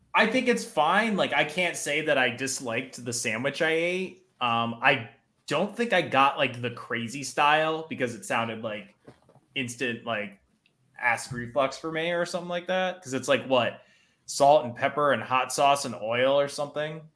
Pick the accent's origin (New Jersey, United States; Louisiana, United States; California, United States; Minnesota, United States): New Jersey, United States; I'm from New Jersey. I'm from the land of diners.